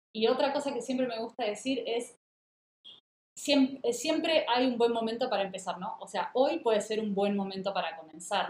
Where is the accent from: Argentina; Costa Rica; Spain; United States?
Argentina; Mar del Plata, Buenos Aires Province; Mar del Plata, mi ciudad natal, en Argentina